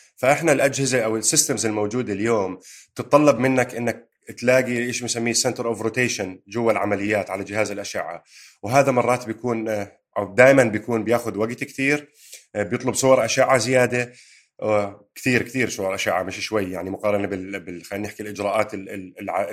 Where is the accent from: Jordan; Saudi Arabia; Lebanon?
Jordan; moved away as an adult; now in United Kingdom; انا وياك اجينا من الاردن على بريطانيا